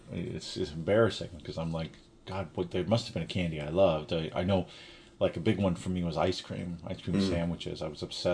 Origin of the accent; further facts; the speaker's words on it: New York City, New York, United States; moved away; I was a Staten Island kid